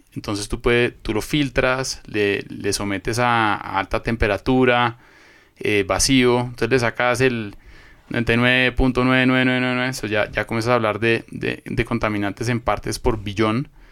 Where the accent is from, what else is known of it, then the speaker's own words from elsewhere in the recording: Colombia; moved away as an adult; now in Ecuador; soy colombiano, eh, llevo viviendo acá en Ecuador desde hace ya casi